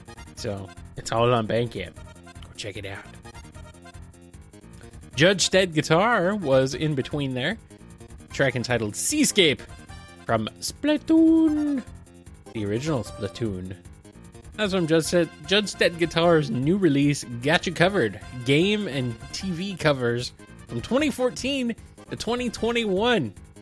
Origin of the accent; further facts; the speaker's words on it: United States; accent: Bland American; I do not really have a definable accent, I guess. Bland American, boring American. That's my accent.